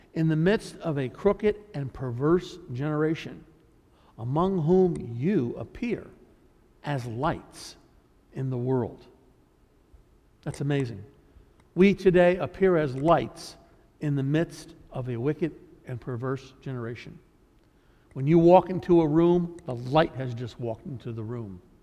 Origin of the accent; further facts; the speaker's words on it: United States; we as Americans